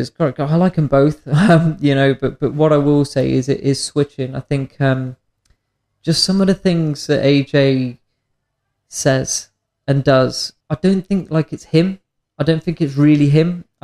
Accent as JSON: {"language": "English", "country": "United Kingdom", "said": "As the British skeptic in me, I, I would like to see that."}